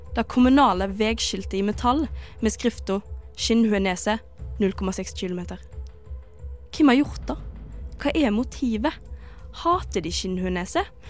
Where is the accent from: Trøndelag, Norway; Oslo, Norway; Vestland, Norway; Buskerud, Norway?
Vestland, Norway; Bømlo; Jeg kommer jo fra Bømlo. Det er en liten kommune på Vestlandet